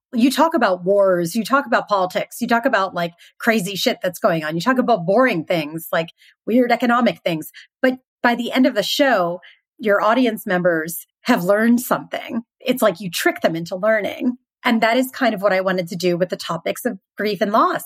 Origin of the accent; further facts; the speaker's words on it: Philadelphia, Pennsylvania, United States; moved away; I'm originally from Philadelphia